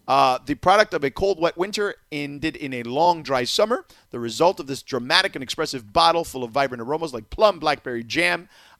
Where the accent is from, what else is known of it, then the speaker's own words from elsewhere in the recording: Miami, Florida, United States; now in California, United States; where I grew up in Miami, is very easy to find because we have a large Argentine community.